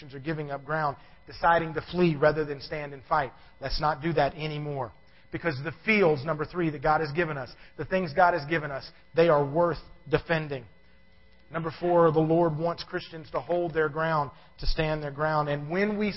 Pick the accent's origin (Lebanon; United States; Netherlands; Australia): United States; Savannah, Georgia; I was born in Savannah, Georgia